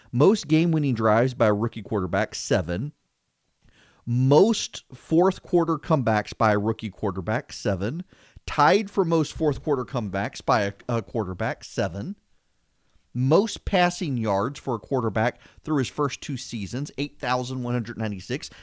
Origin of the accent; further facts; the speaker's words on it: Louisiana, United States; when I was growing up in Louisiana